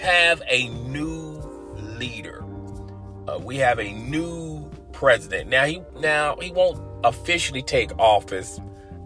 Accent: United States; As we, as American citizens, have suffered enough

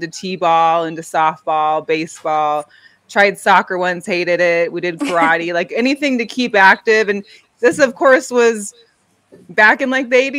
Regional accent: Seattle, Washington, United States; I'm from Seattle.

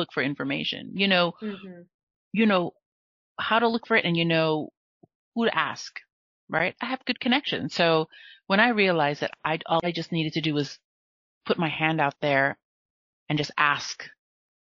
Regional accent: United States; also born or lived in Philippines (Filipino heritage); now in France; I'm an American in France

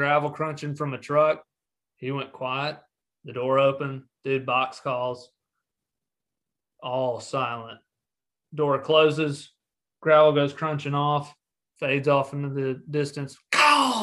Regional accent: Tennessee, United States; I love my home state of Tennessee, obviously, and that's just because I've had so many memories here

